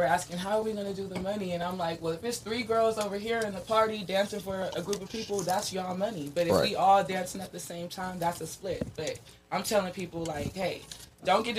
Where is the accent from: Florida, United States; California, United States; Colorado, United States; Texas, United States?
California, United States; Compton; moved away as an adult; now in Las Vegas, United States; I'm from Compton